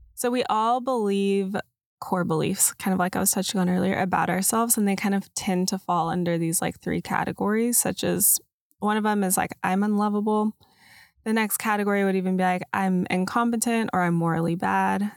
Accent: Dallas, Texas, United States; I grew up in Dallas

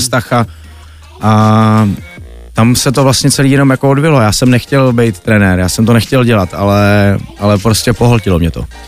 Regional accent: Czechia; jako chytrý Češi

